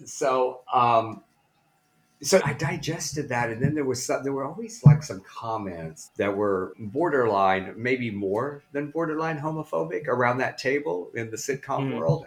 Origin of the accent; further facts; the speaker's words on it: Blytheville, Arkansas, United States; moved away; Blytheville, Arkansas, the very northeast corner